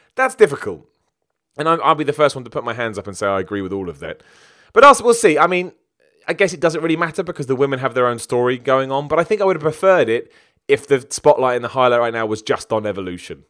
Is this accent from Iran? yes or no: no; United Kingdom; I'm British.